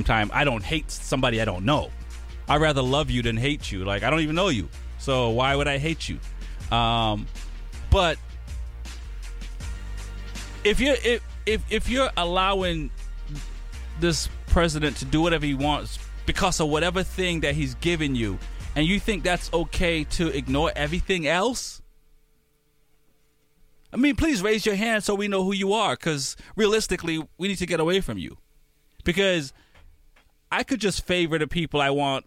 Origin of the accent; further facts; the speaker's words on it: Jamaica; now in United States; I'm from Jamaica, I'm a United States citizen by papers